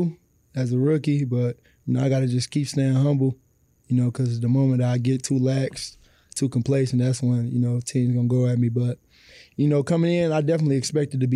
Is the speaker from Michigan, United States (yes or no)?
yes; Detroit, Michigan, United States; growing up on the east side of Detroit